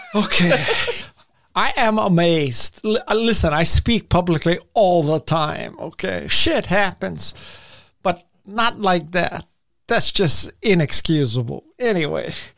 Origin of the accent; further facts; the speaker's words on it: Hawaii, United States; I'm from Hawaii